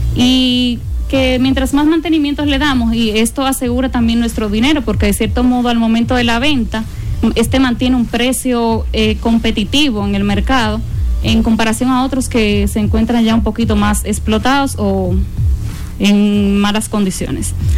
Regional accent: Dominican Republic; como buen dominicano

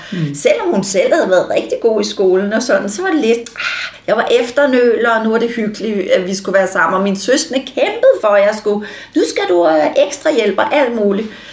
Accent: Allerød, Capital Region of Denmark, Denmark; also born or lived in Frederiksberg / Copenhagen / Herlev; I Allerød, til jeg var 10 år, og så flyttede jeg med min mor til Frederiksberg, da jeg var 10 år

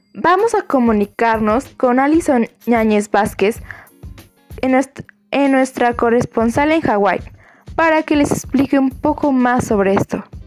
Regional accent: Mexico

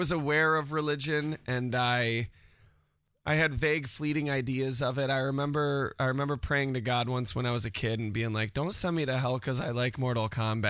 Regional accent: Syracuse, New York, United States; In Syracuse. Been here my whole life.

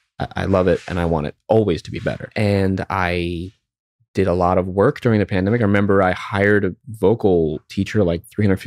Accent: New York, United States; So I grew up in New York. So the big song for me when I grew up was

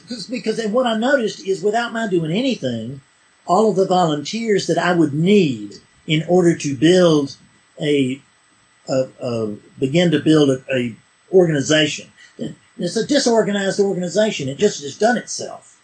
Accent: South Carolina, United States; I'm a hick from South Carolina

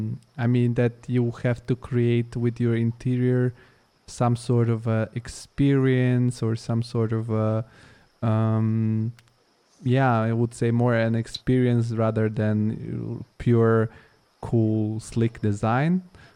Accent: Bulgaria; English is a second language; Yeah, I mean, for I'm originally from Bulgaria. So for us that are original from Eastern European countries, it's of course, it's really, really okay.

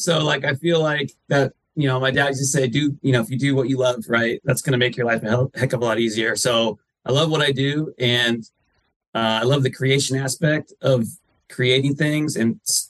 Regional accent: Northern California, United States; growing up in Northern California, I started playing golf probably when I was 12 or so

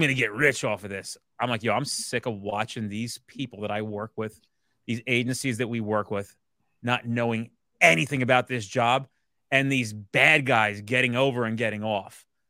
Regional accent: New Jersey, United States; I'm from Jersey

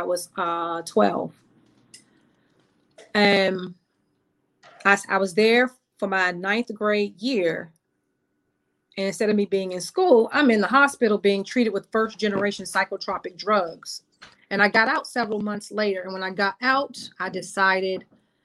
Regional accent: Washington, District of Columbia, United States; we grew up over there in Northeast by McKinley Tech

